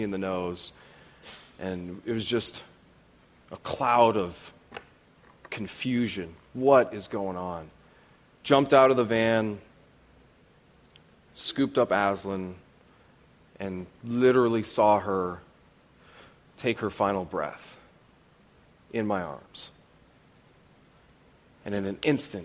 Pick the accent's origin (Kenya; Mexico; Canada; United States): Canada; I am Canadian